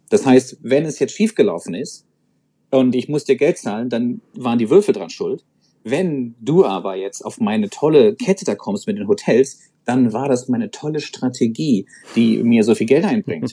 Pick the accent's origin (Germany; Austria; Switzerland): Germany; Hamburg; als Hamburger